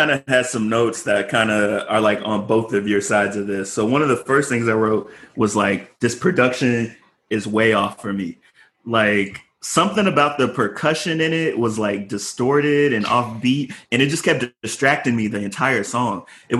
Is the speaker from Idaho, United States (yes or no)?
no; Chicago, Illinois, United States; I'm from Chicago